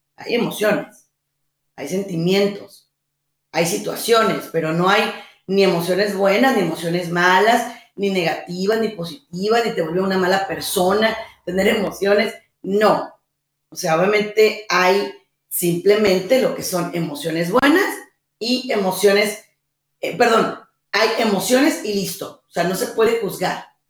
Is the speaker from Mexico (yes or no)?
yes; Mexico; mi país, México